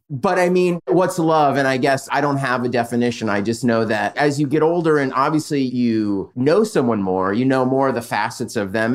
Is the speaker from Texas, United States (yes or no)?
no; San Diego, California, United States; now in Los Angeles, United States; And from San Diego, I grew up in Southern California.